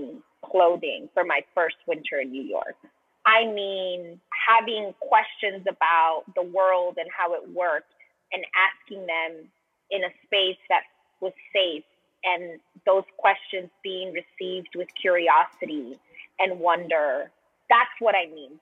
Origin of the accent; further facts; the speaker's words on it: Colombia; also born or lived in Miami, United States; now in United States; I'm from Colombia. I'm from South America. And so I grew up in secular Catholic culture